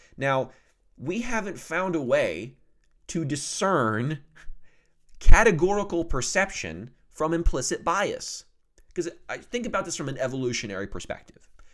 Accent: the South, United States; also born or lived in Oklahoma; I'm from the South

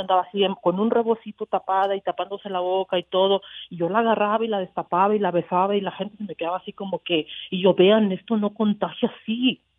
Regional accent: Jalisco, Mexico; en mi pueblo, en Jalisco

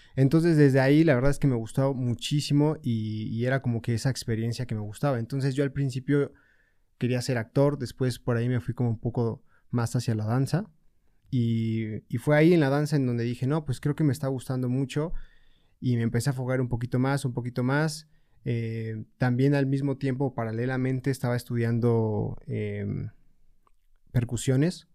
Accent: Puebla, Mexico; Yo soy originario de Puebla. Y pues sí, aquí he estado toda mi vida

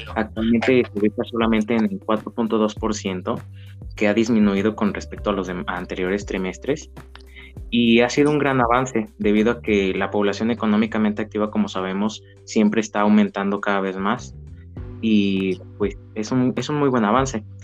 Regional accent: Mexico; como mexicanos

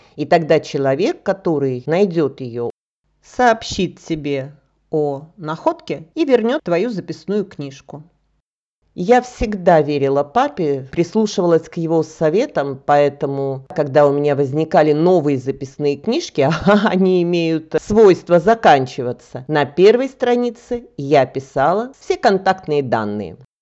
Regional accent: Russia; now in Bulgaria; я российская гражданка

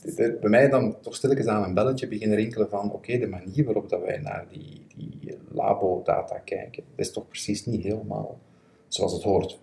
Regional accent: Belgium; Ik ben een Belg

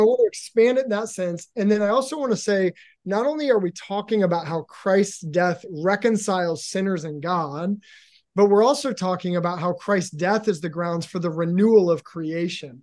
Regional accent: Seattle, Washington, United States; I am from Seattle too

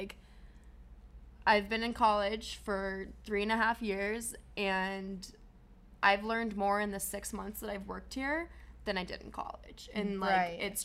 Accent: Colorado, United States; moved away; We're both from Colorado

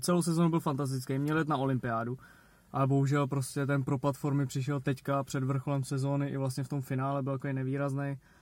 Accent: Czechia; že jsme Češi

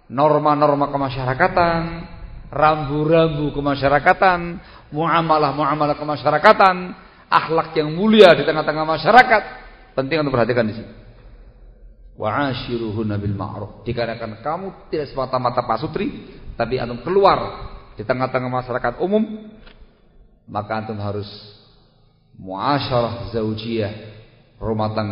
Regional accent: Java, Indonesia; Kurang banyak tahu, saya orang Jawa ini.

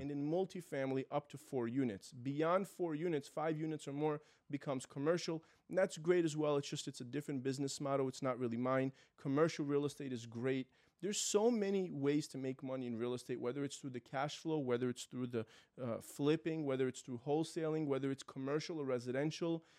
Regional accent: New York City, New York, United States; moved away as an adult; now in Florida, United States; My family's from Israel. I was born and raised in New York City

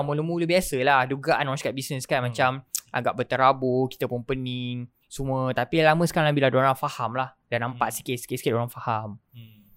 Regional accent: Kuala Lumpur, Malaysia; also born or lived in Melaka; Lepas tu dulu dekat KL.

